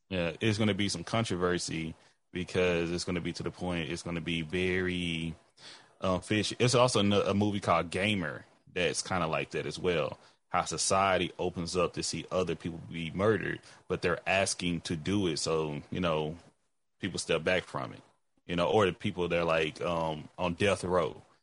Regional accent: Texas, United States; I'm black before I'm a Texan

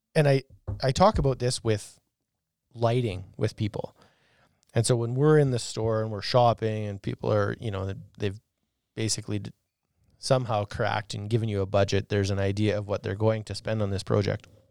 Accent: Arcola, Saskatchewan, Canada; we grew up in Arcola

